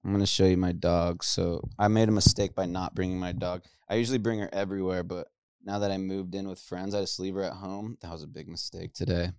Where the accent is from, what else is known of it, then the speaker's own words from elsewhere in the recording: California, United States; born and raised in Cali, blonde, douchebag